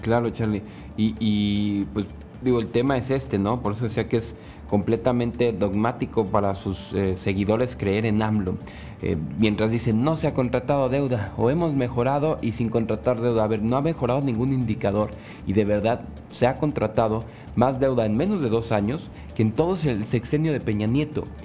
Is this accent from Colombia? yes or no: no; Mexico; como mexicanos